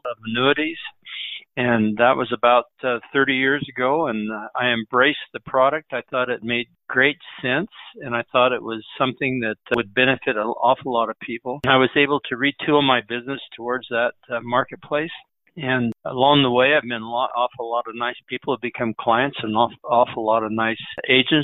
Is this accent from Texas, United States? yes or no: no; Emmett, Idaho, United States; a few other orchards in my hometown, which is Emmett, Idaho.